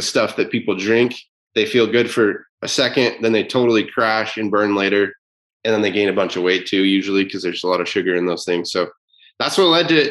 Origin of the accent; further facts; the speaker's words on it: Utah, United States; I'm from Utah